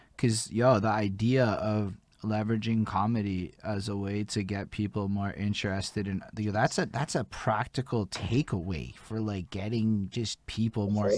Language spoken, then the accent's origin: English; Montreal, Quebec, Canada; I'm only born in 87 and I come from Montreal